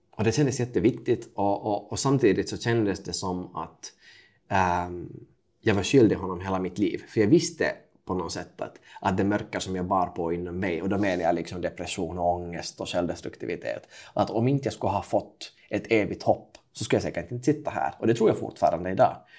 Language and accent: Swedish; Kokkola, Central Ostrobothnia, Finland; jag är alltså född 1993 i Karleby mm. på västkusten i Finland. det är En ganska typisk tvåspråkig familj, så jag pratar finska med pappa och eh, svenska med mamma